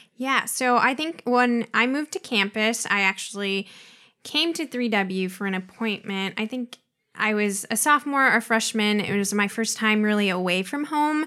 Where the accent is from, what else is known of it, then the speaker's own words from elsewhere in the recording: Pacific Northwest, United States; also born or lived in Mexico; I was basically born and raised in the Pacific Northwest